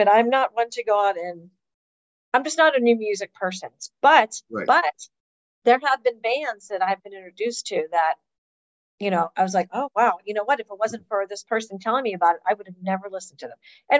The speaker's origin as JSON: {"language": "English", "town": "Pittsburgh", "region": "Pennsylvania", "country": "United States", "tie": "born or raised there", "moved": "yes", "lives_now": "Atlanta, United States", "said": "growing up in Pittsburgh"}